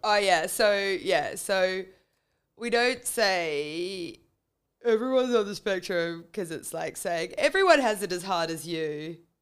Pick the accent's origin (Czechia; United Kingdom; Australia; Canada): Australia; Adelaide, South Australia; I was born in Adelaide and then moved around a lot, just depending on where my parents were getting posted.